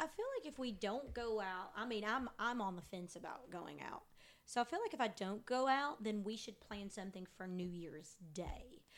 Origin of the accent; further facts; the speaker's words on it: Eastern Kentucky, United States; growing up in Eastern Kentucky, that's all my parents listened to was country music or bluegrass